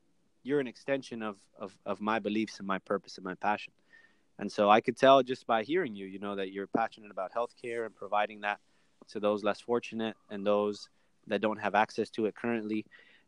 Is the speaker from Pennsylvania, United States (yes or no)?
no; Miami, Florida, United States; also born or lived in Colombia / Salt Lake City, Utah; being able to be raised in Miami